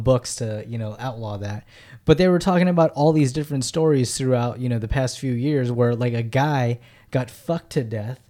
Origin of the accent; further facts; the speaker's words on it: Philippines; I'm Filipino, man.